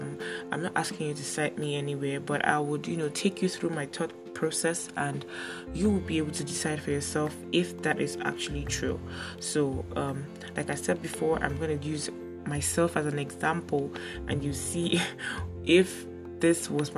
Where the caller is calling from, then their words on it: Lagos, Nigeria; So before I got into OAU, I attended Grimes College here in Lagos. Okay, I'm recording from Lagos, Nigeria.